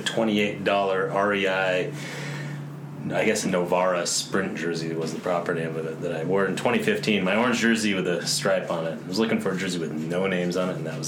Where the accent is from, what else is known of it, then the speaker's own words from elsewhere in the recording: Cashmere, Washington, United States; from Cashmere, Washington